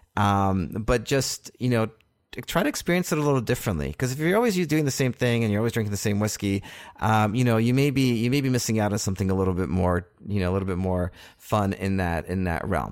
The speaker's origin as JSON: {"language": "English", "country": "Canada", "said": "being Canadian here"}